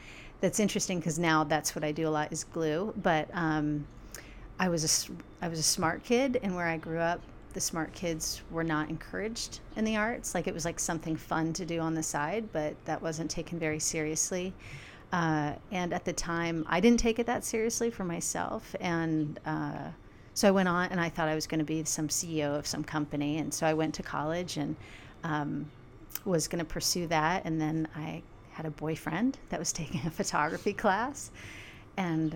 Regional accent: Georgia, United States; moved away as an adult; also born or lived in San Francisco, United States; now in Utah, United States; I grew up in Georgia, and I was raised by a single

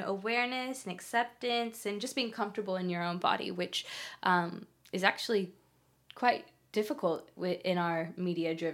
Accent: California, United States; moved away as an adult; now in Australia; I'm from California, but I've been here for 6 years.

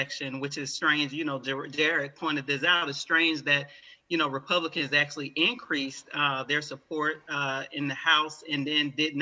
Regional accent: Alabama, United States; I was raised in the South in Alabama

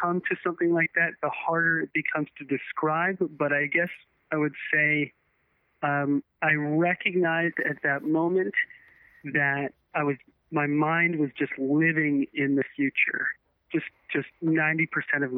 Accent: United States; I grew up on the East Coast, just outside of New York City

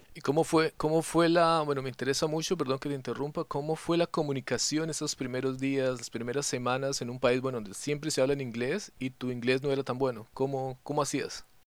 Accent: Colombia; moved away; also born or lived in Europe; nosotros como colombianos

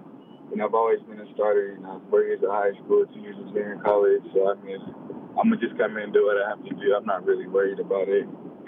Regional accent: Washington, United States; moved away as an adult; also born or lived in California; growing up in Washington, you know, it's always cold, it's always raining.

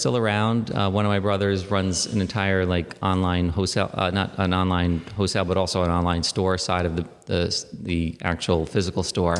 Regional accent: New York City, New York, United States; I was born in Queens and then uh, lived in and around the city my entire life

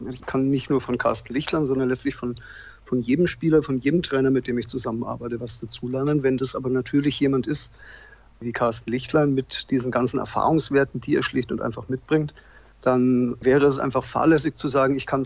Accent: Bavaria, Germany; Also, ich bin in Franken geboren und bin in Franken aufgewachsen, aber ich schließe jetzt nicht aus, dass ich mal aus Franken auch mal weggehe

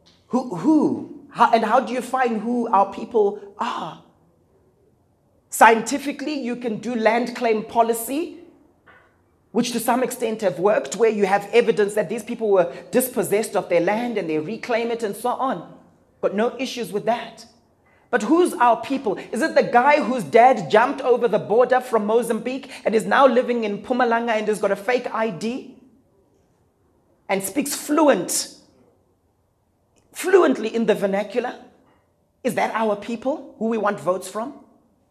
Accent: Zimbabwe; I come from Zimbabwe

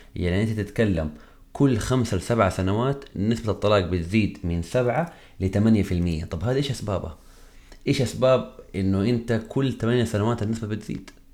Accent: Hejaz, Saudi Arabia; احنا عندنا في الحجاز

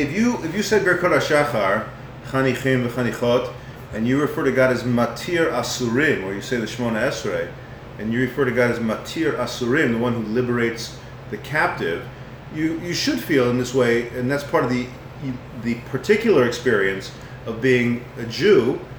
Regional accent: United States; as an American

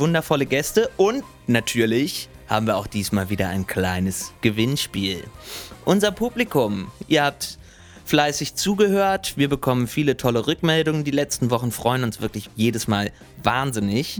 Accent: about ten kilometres from Lüneburg, Lower Saxony, Germany; Das war so zehn Kilometer weg von da, wo ich aufgewachsen bin.

